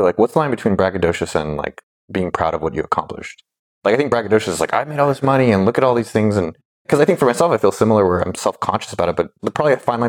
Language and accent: English; San Jose, California, United States; now in Austin, United States